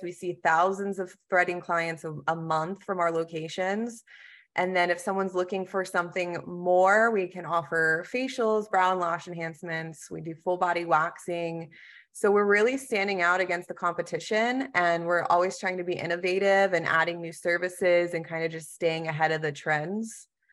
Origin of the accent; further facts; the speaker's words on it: Texas, United States; now in North Carolina, United States; I am originally from Texas